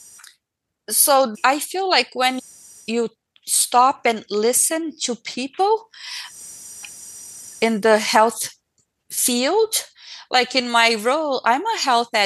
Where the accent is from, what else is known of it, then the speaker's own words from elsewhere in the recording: Brazil; moved away; I was born in Brazil